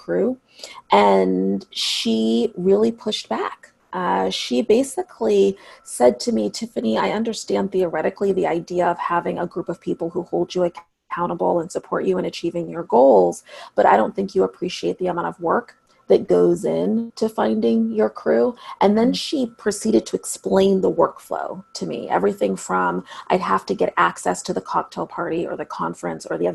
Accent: Seattle, Washington, United States; a really special place in my hometown called Seattle Girls School

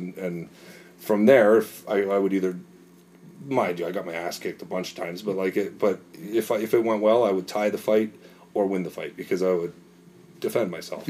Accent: Markham, Ontario, Canada; when you play in Markham, it's my hometown

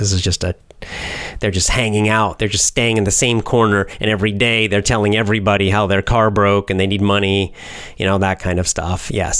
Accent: the South, United States; I grew up in the South mostly. I did spend a couple of years up north, but most of the time I was in the South, but in different locations in the South during my childhood.

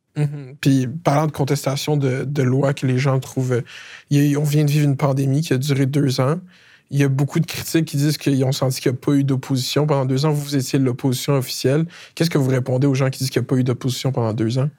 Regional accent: Laval, Quebec, Canada; je viens de Laval, originaire de Laval

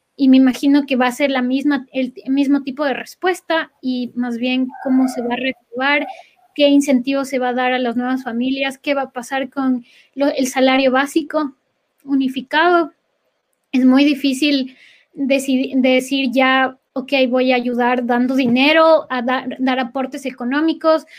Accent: Ecuador; moved away as an adult

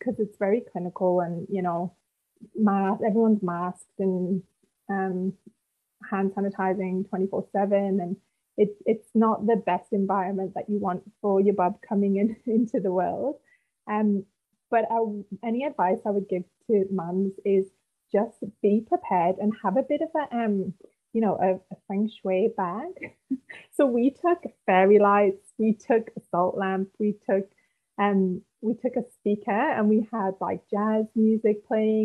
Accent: United Kingdom; also born or lived in Gold Coast; now in Northern Rivers, Australia; originally I'm from the UK, as you can tell by my rich accent

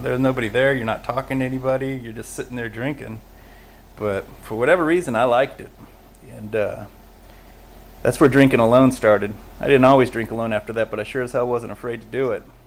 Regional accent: Los Angeles, California, United States; I was born in Los Angeles

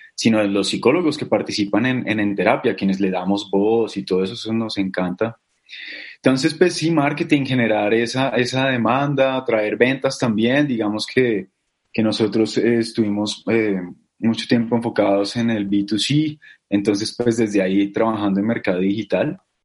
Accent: Bogotá, Colombia; yo soy bogotano, de Bogotá, Colombia.

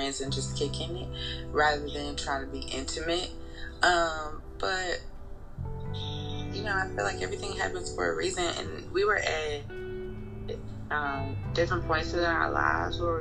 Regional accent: Nashville, Tennessee, United States; I'm from Nashville

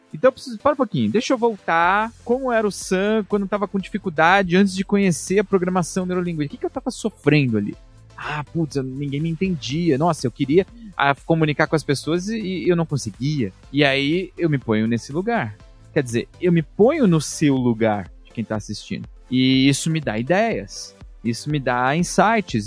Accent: São Paulo, Brazil; moved away; also born or lived in Germany; de onde eu fui criado, da Zona Leste de São Paulo

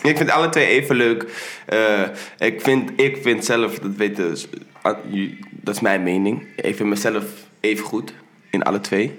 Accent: Netherlands; ik ben in Nederland geboren

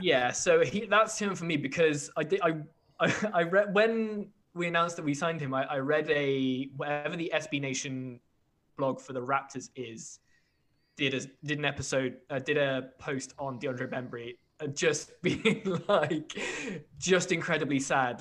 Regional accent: United Kingdom; as a British fan of an American sport

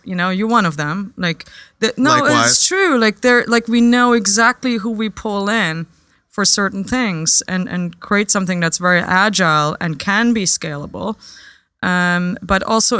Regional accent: Germany; moved away as an adult; also born or lived in United Kingdom / New York; I grew up in Germany in a little village called Papenweiler.

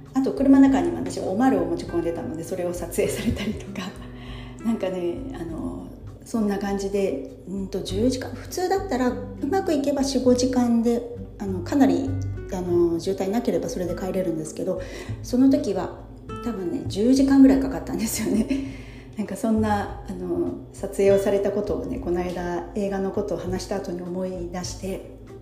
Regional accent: Gifu, Japan; moved away as an adult; now in Kanto, Japan; 関東の方から、えっと、うちの実家の岐阜の方にね帰ろうとしてた

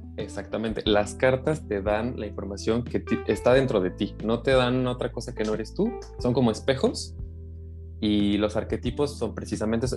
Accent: Mexico; now in Netherlands; aunque me separé de México, porque yo nací en México

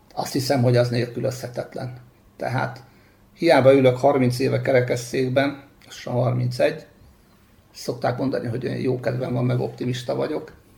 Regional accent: Debrecen, Hajdú-Bihar, Hungary; now in Szentendre, Hungary; pálya mellett nőttem föl, de utána 6 és 10 éves korom között futball mellett kézilabda, torna, asztali tenisz, amit csak el lehet képzelni, azt kipróbáltam, gyakoroltam. Mindez Debrecenben. Mindez Debrecenben

